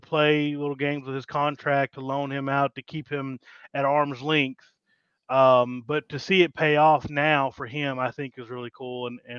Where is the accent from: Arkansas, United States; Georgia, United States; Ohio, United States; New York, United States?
Arkansas, United States; I'm from Arkansas.